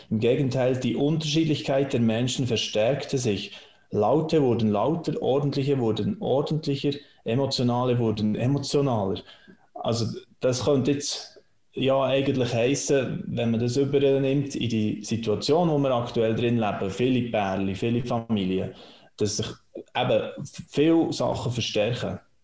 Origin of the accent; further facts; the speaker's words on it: Switzerland; bei uns in der Schweiz